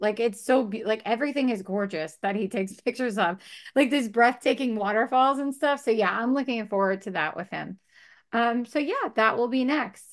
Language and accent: English; Long Island, New York, United States; moved away; I came from Long Island